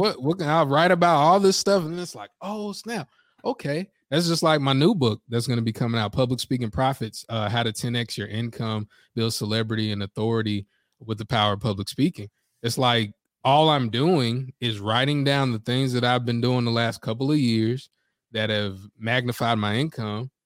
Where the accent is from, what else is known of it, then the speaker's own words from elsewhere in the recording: Greensboro, North Carolina, United States; I'm from Greensboro and, uh, and I'm black